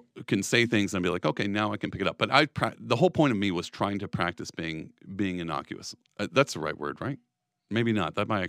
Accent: Texas, United States; But I come from Texas. My family is conservative, like, through and through.

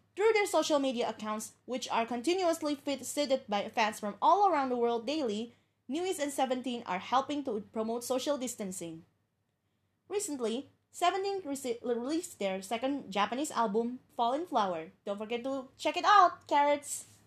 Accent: Indonesia; my hometown, which is Indonesia.

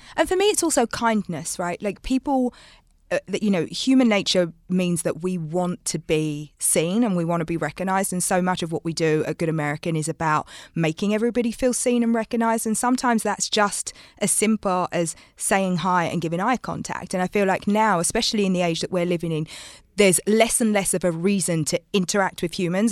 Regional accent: London, United Kingdom; growing up in London

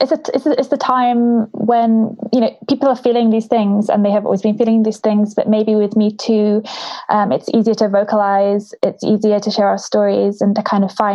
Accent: Wales, United Kingdom; I grew up in Wales, so Welsh mythology was really important to me.

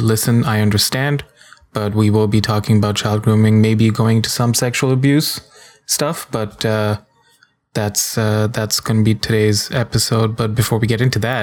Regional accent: India; I'm an Indian man

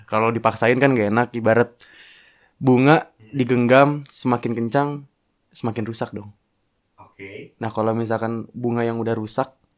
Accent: Jakarta, Indonesia; now in Bogor, Indonesia; gue lahir di Jakarta

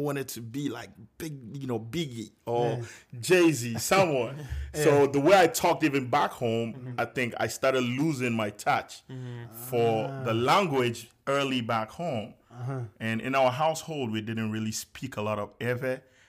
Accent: Accra, Greater Accra, Ghana; moved away as an adult; now in United States; I was born and raised in Accra, Ghana. Lived in Accra, Medina to be precise, all my life.

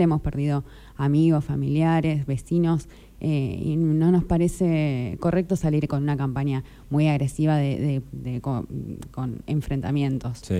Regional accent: Juan N. Fernández, Buenos Aires Province, Argentina; also born or lived in Tandil; soy de de Fernández, tengo 28

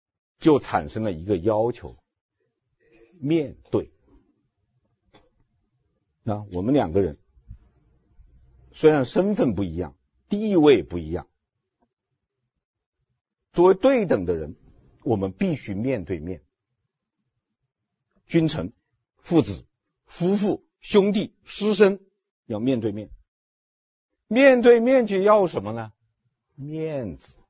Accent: China; 但是我们中国人看电影的时候，看到前面那个情节的时候都笑。都会笑，为什么会笑呢？因为我们中国人就是这样的，是不是啊？

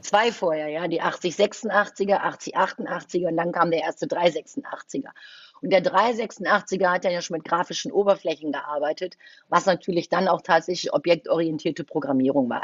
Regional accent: Düsseldorf, North Rhine-Westphalia, Germany; also born or lived in Cologne; Ich bin ein gebürtiges Düsseldorfer Gewächs, aber ich ich habe auch schon drei Jahre in Köln gelebt

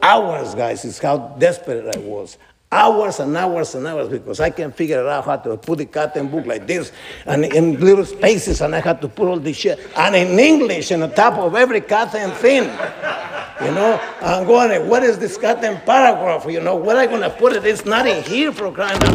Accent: New Jersey, United States; I'm from New Jersey. Well, I've lived a long time from New Jersey

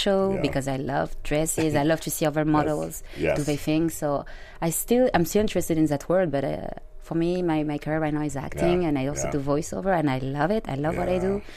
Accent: Bordeaux, Nouvelle-Aquitaine, France; English is a second language; moved away as an adult; also born or lived in Germany / Africa; now in Los Angeles, United States; I grew up in France

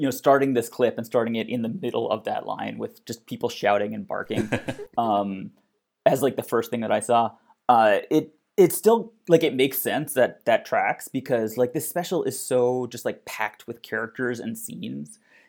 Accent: New Jersey, United States; Considering I came from New Jersey where Christmas lights was everything.

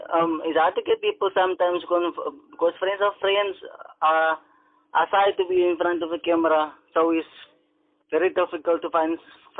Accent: Port Elizabeth, Eastern Cape, South Africa; I'm a filmmaker from Clensford, Port Elizabeth.

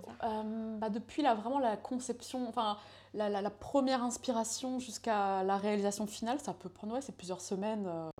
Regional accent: Laval, Pays de la Loire, France; also born or lived in Santiago, Chile; je viens d'une petite ville euh, qui est euh, qui s'appelle Laval. Donc, je euh, moi, je suis née à l'autre bout de la planète, à Santiago du Chili. J'étais adoptée quand j'avais un mois. Mes parents sont venus me chercher pour vivre en France. Donc, dans cette petite ville, j'ai grandi

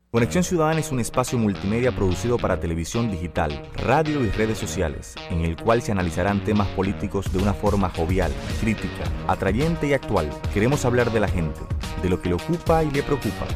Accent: Santo Domingo, Distrito Nacional, Dominican Republic; nací y me crié en Santo Domingo

